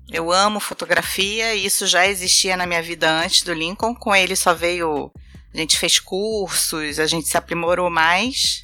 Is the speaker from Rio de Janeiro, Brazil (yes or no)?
yes; Rio de Janeiro, Brazil; É, eu sou carioca, vivi minha infância inteira no Rio de Janeiro